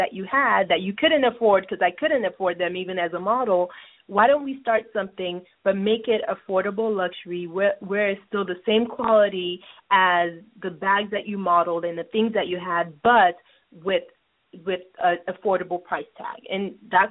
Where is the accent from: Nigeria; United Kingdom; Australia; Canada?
Nigeria; moved away; I grew up in Nigeria